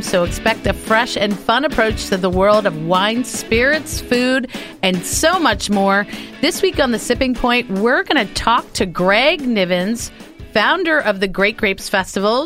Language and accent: English; New Jersey, United States; I grew up in Jersey